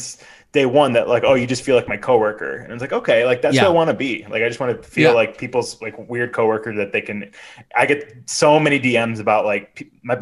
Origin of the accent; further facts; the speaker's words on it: Chicago area, Illinois, United States; I grew up here